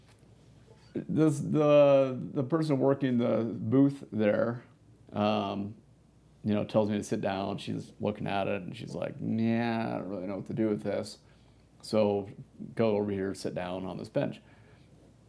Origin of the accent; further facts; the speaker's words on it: United States; as an American